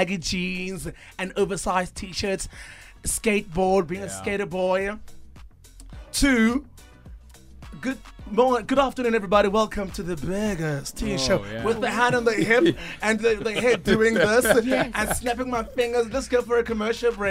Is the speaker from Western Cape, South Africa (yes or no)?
yes; Cape Town, Western Cape, South Africa; born and bred in Cape Town